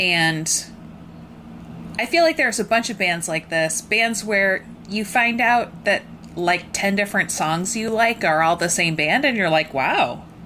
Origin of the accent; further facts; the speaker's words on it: Rockford, Illinois, United States; I'm from Rockford